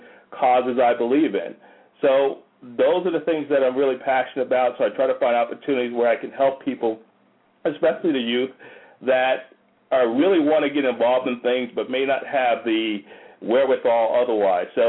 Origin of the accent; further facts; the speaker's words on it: Paterson, New Jersey, United States; moved away as an adult; now in Atlanta, United States; I grew up in Paterson, New Jersey